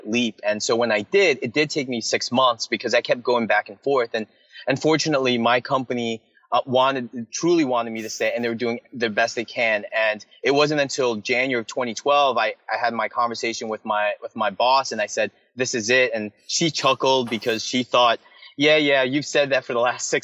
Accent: United States; people who look at me as an American

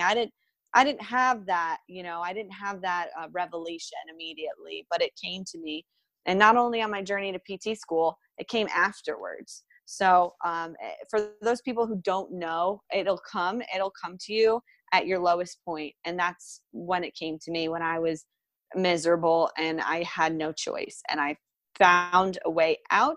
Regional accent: Jupiter, Florida, United States; I'm from Jupiter, Florida, and it's paradise. It's home to me.

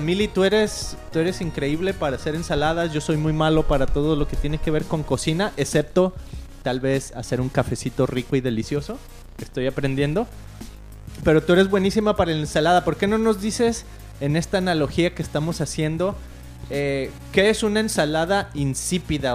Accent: Mexico; moved away as an adult; now in Costa Mesa, United States; somos mexicanos viviendo en Estados Unidos

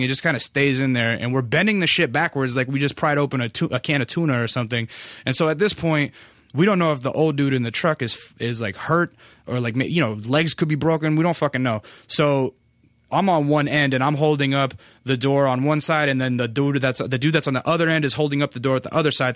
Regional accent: North Pole, Alaska, United States; now in Los Angeles, United States; I grew up in Alaska, North Pole

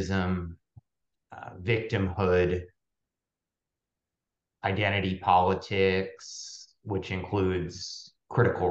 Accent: Santa Monica, California, United States; moved away; also born or lived in Pittsburgh; I was born and raised outside of Los Angeles in Santa Monica, California, to New York Jewish parents

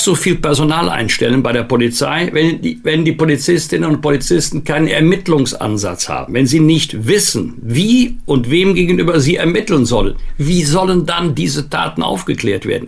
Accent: Bergisch Gladbach, North Rhine-Westphalia, Germany; in meiner Heimatstadt Bergisch Gladbach auch, beides im rheinisch-bergischen Kreis gelegen

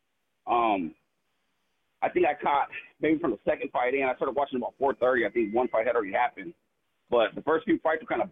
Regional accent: Phoenix, Arizona, United States; born or raised there

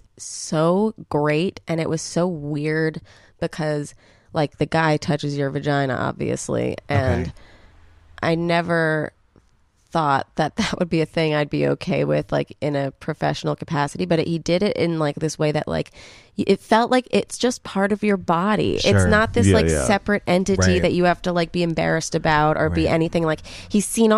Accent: New York City, New York, United States; we grew up in New York City

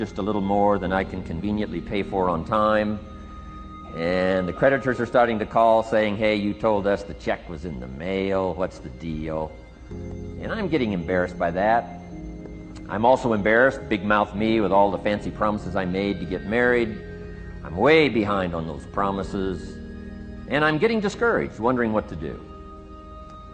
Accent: Idaho, United States; I grew up in Idaho, farm country, southwest corner of Idaho

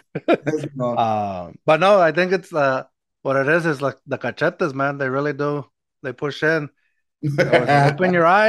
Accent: Eagle Pass, Texas, United States; now in San Antonio, United States

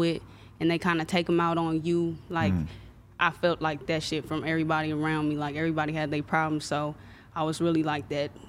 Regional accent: Compton, California, United States; born or raised there; also born or lived in Anaheim, California

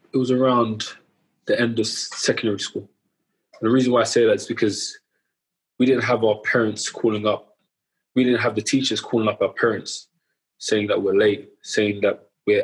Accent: London, United Kingdom; grew up in Southeast London, around the Woolworth, Elephant and Castle area.

